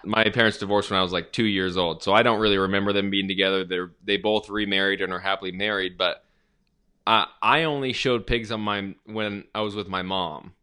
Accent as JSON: {"language": "English", "region": "Arizona", "country": "United States", "said": "I'm from Arizona"}